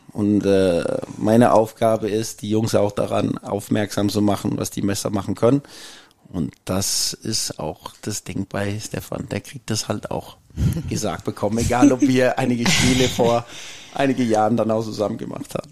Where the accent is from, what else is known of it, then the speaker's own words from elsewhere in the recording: Copenhagen, Capital Region of Denmark, Denmark; German is a second language; also born or lived in Jutland / Austria; now in Mainz, Germany; ich bin in Kopenhagen aufgewachsen